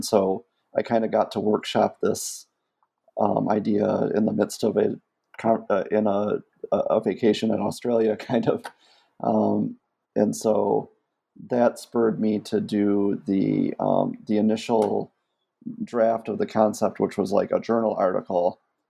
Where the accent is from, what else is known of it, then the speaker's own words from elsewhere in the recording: Michigan, United States; before I even became an academic, I grew up outside of Flint, Michigan.